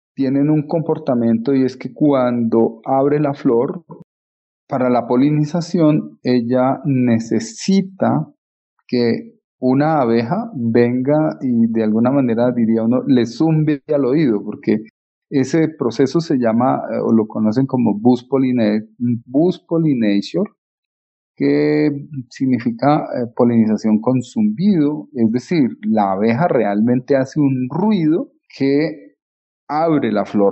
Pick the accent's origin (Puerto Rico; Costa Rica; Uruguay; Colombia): Colombia; como colombianos